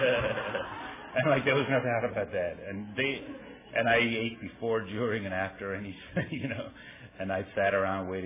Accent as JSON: {"language": "English", "country": "Ireland", "tie": "born or raised there", "moved": "yes", "said": "I grew up, I'm from Ireland, and I grew up there"}